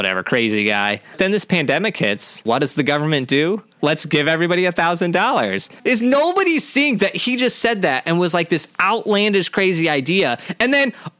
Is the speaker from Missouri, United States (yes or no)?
yes; Missouri, United States; Growing up in Missouri, there was an Indian population